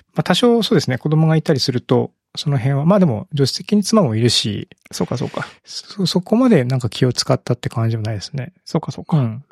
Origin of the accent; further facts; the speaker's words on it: Ibaraki, Japan; now in Kyoto, Japan; 僕、茨城県の生まれなんで